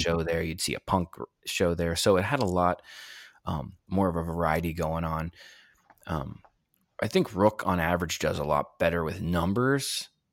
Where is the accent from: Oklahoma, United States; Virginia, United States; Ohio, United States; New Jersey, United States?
Ohio, United States; also born or lived in Pittsburgh; now in Erie, United States; I'm from Ohio originally and then lived in Pittsburgh for a while and moved to Erie in two thousand twelve